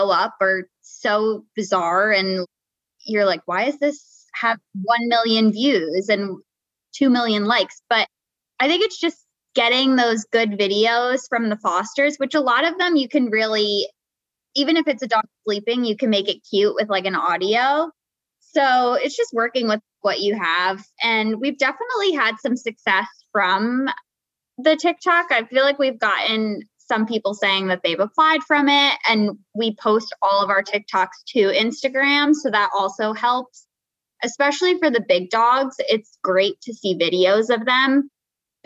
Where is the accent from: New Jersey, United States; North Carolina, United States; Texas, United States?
New Jersey, United States; moved away as an adult; now in New York, United States; I'm actually from Jersey, from North Jersey